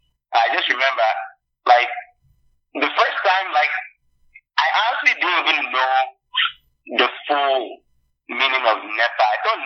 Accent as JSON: {"language": "English", "region": "Lagos", "country": "Nigeria", "tie": "born or raised there", "said": "I grew up in Festac town"}